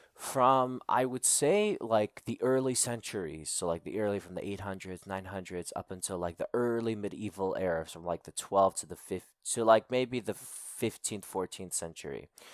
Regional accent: United States; accent: American; born and raised in the United States

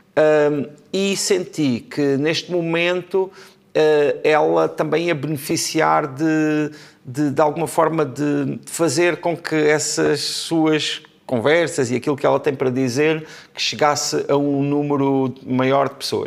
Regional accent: Portugal; Eu já nasci em Portugal, mas as minhas irmãs nasceram em França

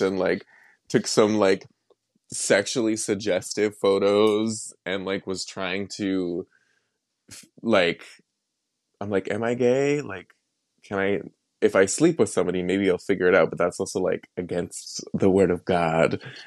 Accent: Wetaskiwin, Alberta, Canada; also born or lived in Millet, Alberta; I grew up in Millet, and then after my parents divorced, I then moved to Atascoan

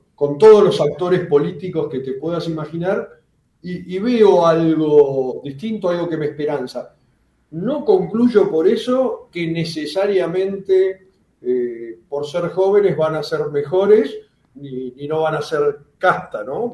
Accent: Buenos Aires, Argentina; soy de, me crié en el, en Plaza Italia

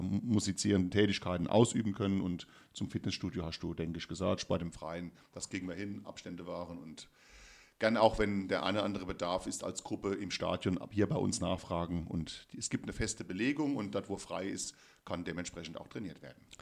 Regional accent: Rhineland-Palatinate, Germany; bei uns in Rheinland-Pfalz

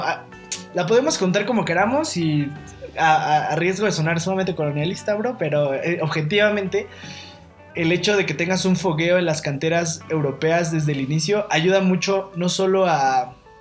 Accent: Mexico

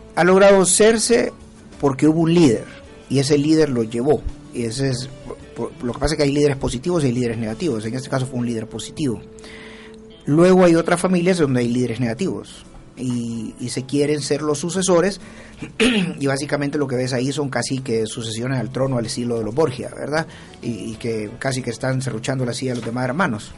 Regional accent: San Salvador, El Salvador; yo soy de San Salvador

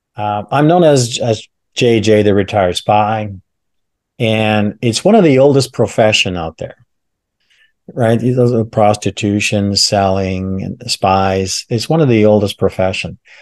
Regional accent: Canada; when I was growing up in Canada

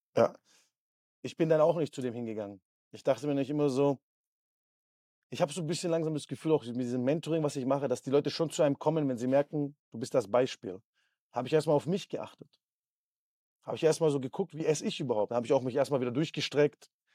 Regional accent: Southern Germany, Germany; Wir sind in Süddeutschland aufgewachsen

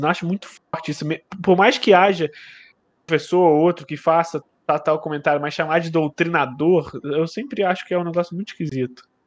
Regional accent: Teresópolis, Rio de Janeiro, Brazil; Eu também sou de Teresópolis

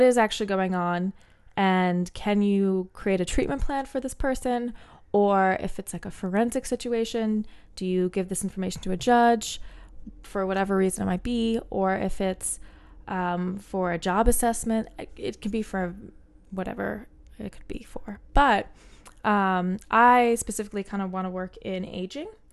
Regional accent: New Jersey, United States; first language English; also born or lived in Bermuda; I grew up kind of in a weird way where, uh, for all intents and purposes, I am from New Jersey.

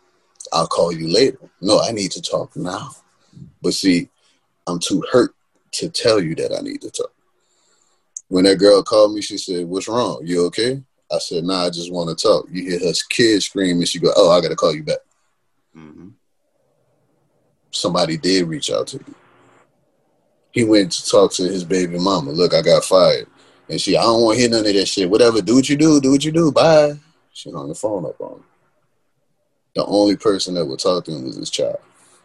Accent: New Orleans, Louisiana, United States; because we grew up in New Orleans, it's always cloudy.

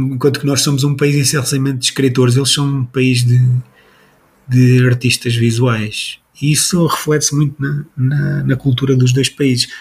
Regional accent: Portugal; somos portugueses

